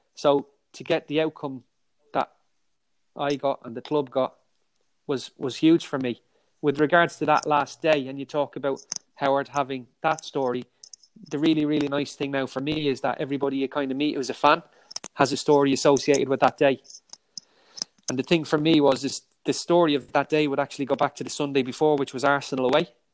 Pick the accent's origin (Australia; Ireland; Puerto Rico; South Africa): Ireland; being Irish